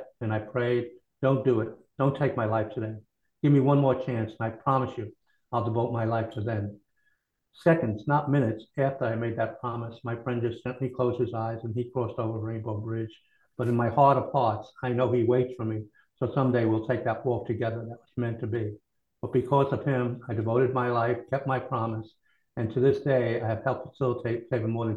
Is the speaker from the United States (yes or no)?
yes; Kentucky, United States; moved away as an adult; also born or lived in New York; I'm originally from Kentucky, and after school, I went to New York